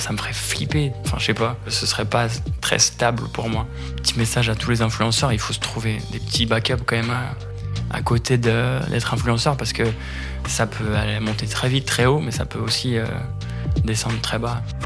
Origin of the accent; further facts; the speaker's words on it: Paris, Île-de-France, France; j'habite à Paris, en France. Je suis né à Paris, en France.